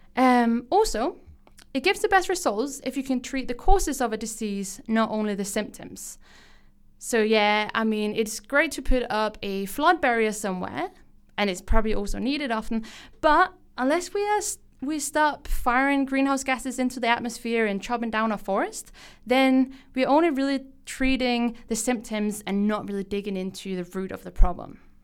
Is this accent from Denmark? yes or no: yes; Denmark; English is a second language; moved away as an adult; now in Canberra, Australia; I am not from here, and probably also what you can hear on my accent. I am from Denmark